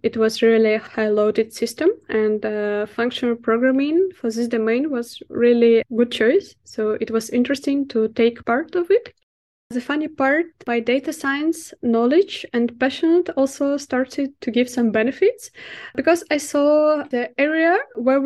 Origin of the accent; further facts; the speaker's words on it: Minsk, Belarus; English is a second language; moved away as an adult; now in Amsterdam, Netherlands; The company was based in Minsk, in my hometown